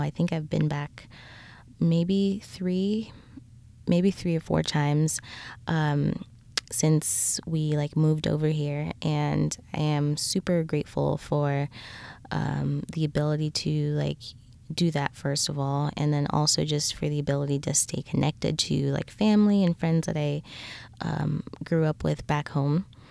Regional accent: Lusaka, Lusaka Province, Zambia; now in United States; I am originally from Lusaka, Zambia

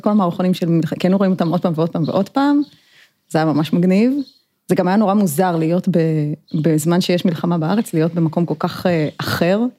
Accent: Herzliya, Tel Aviv District, Israel; also born or lived in South Africa; במקור נולדתי בתל אביב, וגדלתי קצת בהרצליה, ואחר כך נסענו לשליחות לדרום אפריקה, ואחרי זה הייתי בצבא.

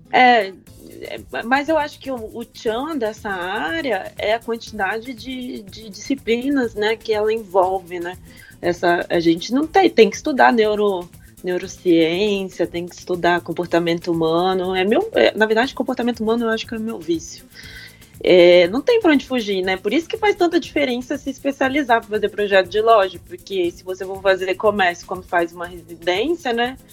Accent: Cachoeiro de Itapemirim, Espírito Santo, Brazil; na minha cidade também, que eu sou de Cachoeira de Itapemirim, que é do sul do Espírito Santo

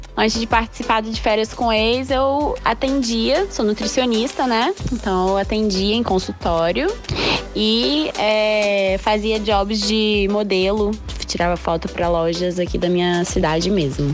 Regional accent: Vitória, Espírito Santo, Brazil; also born or lived in Cariacica; eu sou natural do Espírito Santo, é, nasci em Vitória e moro em Cariacica

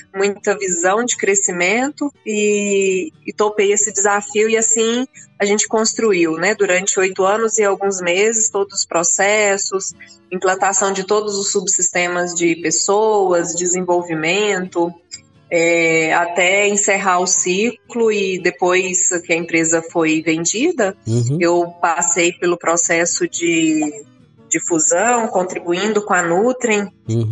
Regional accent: Rio Verde, Goiás, Brazil; Eu, eu nasci em Rio Verde, logo criança fui é. morar na fazenda fui criada na roça até vir para a escola

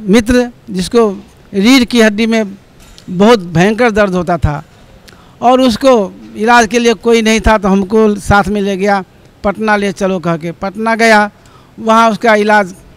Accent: Nepal; now in Kathmandu, Nepal; नेपाल के गाँव सर चक्कर जिला धनसा नेपाल का वासी हूँ और अभी काठमांडू में घर बना के रहता हूँ

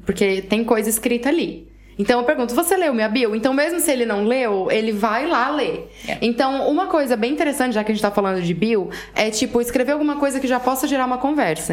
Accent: Brazil; now in Portugal; eu sou brasileira

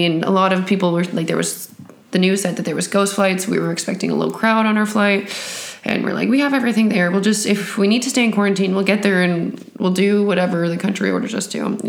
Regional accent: New Tecumseth, Ontario, Canada; moved away as an adult; now in Barcelona, Spain; I'm from New Tecumseh, Canada, and I am reporting to you from Spain, Barcelona.

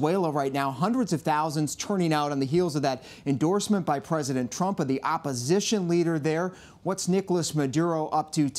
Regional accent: Minnesota, United States; moved away; my home state of Minnesota

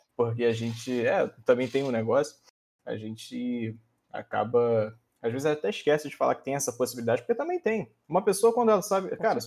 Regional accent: interior of Rio de Janeiro state, Brazil; Eu sou do interior do Rio.

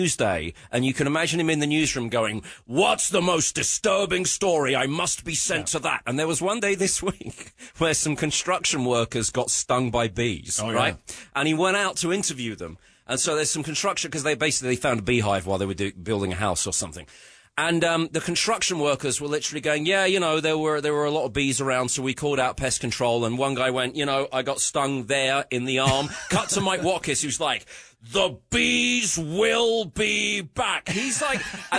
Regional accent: England, United Kingdom

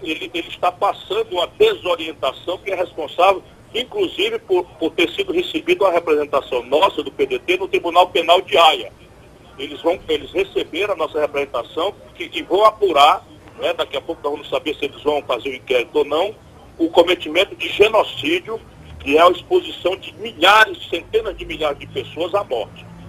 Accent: interior of the Northeast of Brazil, Ceará, Brazil; fui educado a maior parte da minha vida na escola pública do interior do Nordeste do Brasil

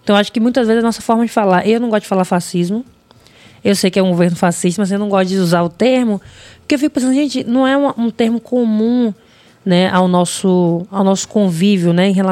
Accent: Northeast Region, Brazil; Porque eu sou mulher e sou preto, sou do Nordeste?

